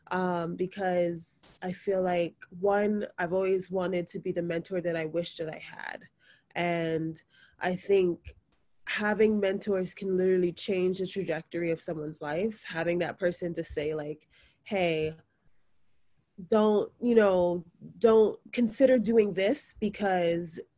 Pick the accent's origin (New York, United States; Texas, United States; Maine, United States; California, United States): New York, United States; New York City; I am a second year medical student. I was born and raised in Brooklyn, New York, to a Jamaican mother and a Nigerian father.